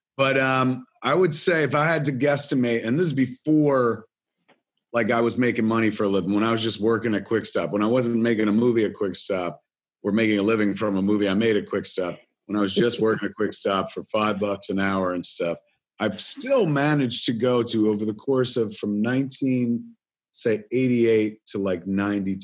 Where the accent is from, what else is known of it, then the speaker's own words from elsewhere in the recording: New Jersey, United States; even though I'm from New Jersey, very Canadian at heart.